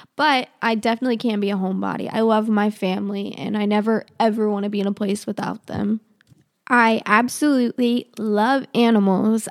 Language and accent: English; Charlotte, North Carolina, United States; also born or lived in Russia; I live outside of Charlotte. I've been here pretty much my whole life